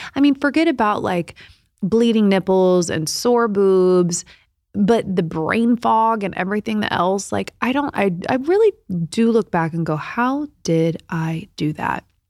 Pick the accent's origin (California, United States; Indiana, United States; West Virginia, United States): Indiana, United States; Indianapolis; moved away; I was in local news in Indianapolis back in my hometown